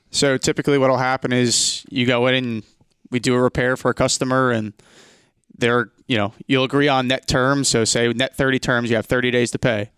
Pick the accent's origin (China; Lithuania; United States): United States; New Jersey; I'm from New Jersey, the tri-state area.